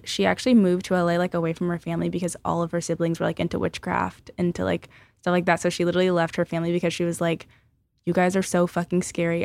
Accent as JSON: {"language": "English", "town": "Los Angeles", "region": "California", "country": "United States", "said": "I'm from Sherman Oaks"}